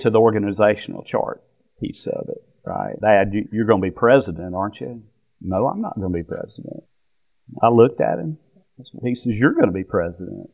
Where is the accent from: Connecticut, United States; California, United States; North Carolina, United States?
North Carolina, United States; moved away as an adult; also born or lived in Florida; we grew up in North Carolina all my life, and only until when I graduated college did I leave and go to Florida